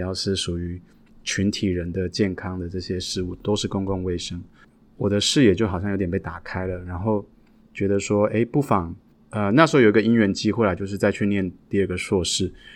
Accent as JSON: {"language": "Chinese", "country": "Taiwan", "tie": "born or raised there", "moved": "as an adult", "lives_now": "United States", "said": "我是一个从小在台湾长大的孩子，一直到了三十几岁，我才，才有机会出国去留学跟感受外国的世界"}